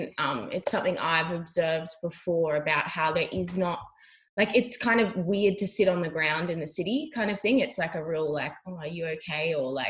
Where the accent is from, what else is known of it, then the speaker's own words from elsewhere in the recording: Australia; making people feel comfortable in the bush is such an important thing as an Australian, I think, to do, or just being in nature.